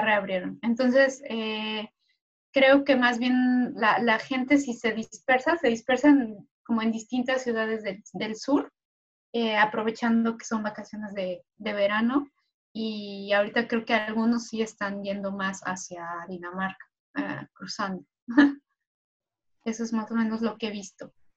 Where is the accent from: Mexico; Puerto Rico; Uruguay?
Mexico; now in Sweden; como mexicana viviendo aquí